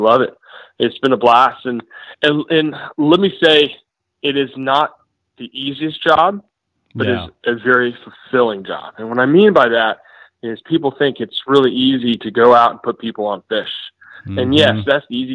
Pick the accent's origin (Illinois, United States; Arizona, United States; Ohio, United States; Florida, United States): Florida, United States; Orlando; also born or lived in Cocoa Beach, Florida; I grew up in Orlando and grew up bass fishing